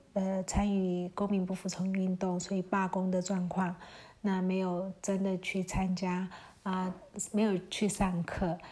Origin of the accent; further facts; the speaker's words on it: Myanmar; 我们缅甸人其实很习惯在泼水节的时候